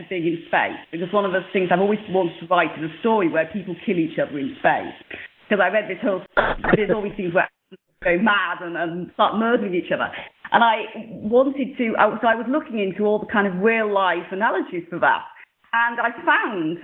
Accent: United Kingdom; also born or lived in South London; And I'm British, and I live in the south of London

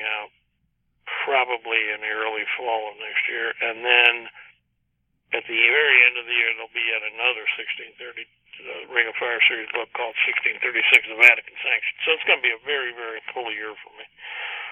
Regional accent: East Chicago, Indiana, United States; right where I live in the real world, my hometown of East Chicago

